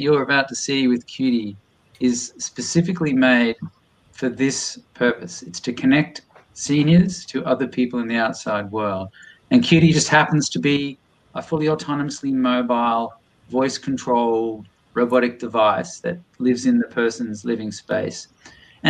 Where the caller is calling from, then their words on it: Boston, Massachusetts, United States; I'm ringing in from Boston, MA right now